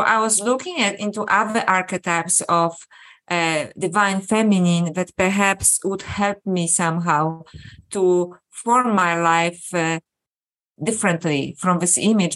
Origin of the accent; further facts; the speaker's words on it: Poland; I was born in Poland and brought up as a Catholic